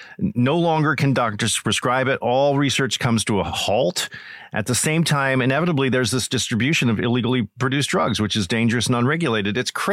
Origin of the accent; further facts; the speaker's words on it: New York area, United States; I grew up in the New York area as a young guy.